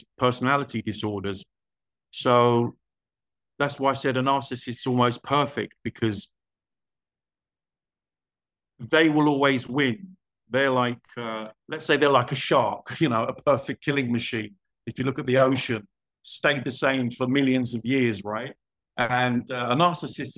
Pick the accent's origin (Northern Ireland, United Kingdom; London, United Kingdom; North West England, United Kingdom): London, United Kingdom; moved away as an adult; also born or lived in Spain / Portugal / Cyprus / Copenhagen, Denmark; I was born in London. I grew up there